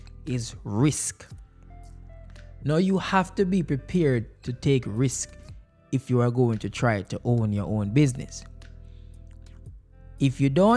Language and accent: English; Jamaica; moved away; growing up in Jamaica